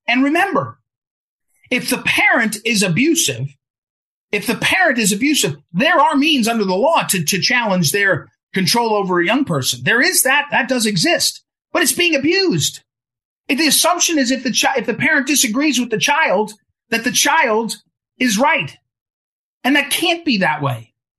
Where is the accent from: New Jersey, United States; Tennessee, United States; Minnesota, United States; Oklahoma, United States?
New Jersey, United States; Jersey City; I grew up in Jersey City, New Jersey